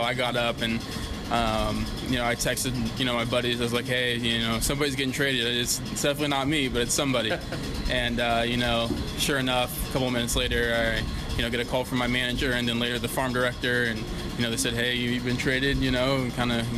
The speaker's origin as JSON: {"language": "English", "town": "San Jose", "region": "California", "country": "United States", "said": "I'm from San Jose originally, California"}